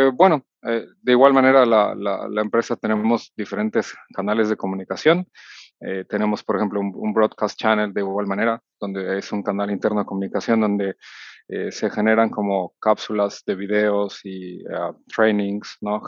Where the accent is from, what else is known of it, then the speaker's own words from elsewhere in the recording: Mexico City, Mexico; soy originario de la Ciudad de México